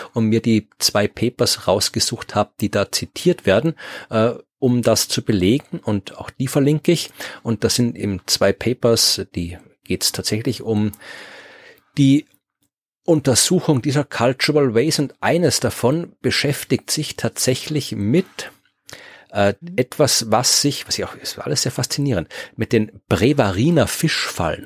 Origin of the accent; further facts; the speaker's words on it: Austria; als Österreicher